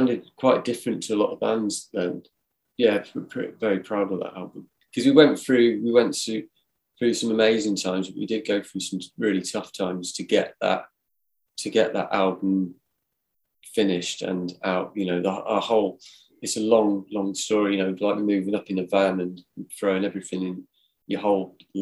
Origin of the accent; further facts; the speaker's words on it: Cornwall, South West England, United Kingdom; moved away; also born or lived in Manchester; I grew up in Cornwall